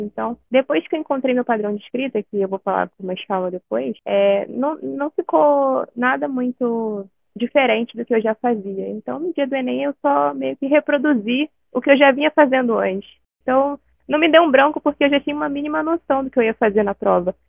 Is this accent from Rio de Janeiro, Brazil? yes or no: yes; Rio de Janeiro, Brazil; eu tenho 21 anos e sou do Rio de Janeiro.